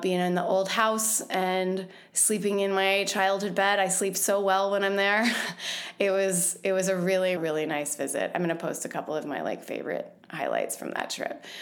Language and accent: English; Louisville, Kentucky, United States; moved away; I went home to my hometown, Louisville, Kentucky